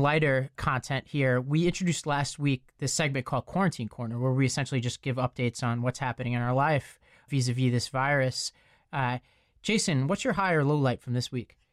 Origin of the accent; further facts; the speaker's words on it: New York, United States; I come from New York. I, I live in New York most of the time